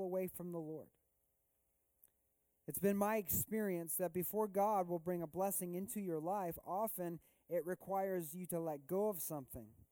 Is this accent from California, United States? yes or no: no; Missouri, United States; I grew up in Missouri mostly in my life